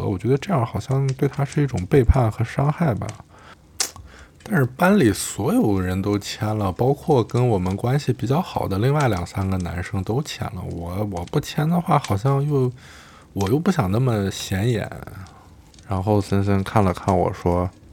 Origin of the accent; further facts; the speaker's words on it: Xinjiang, China; moved away as an adult; now in Berlin, Germany; 我是個新疆人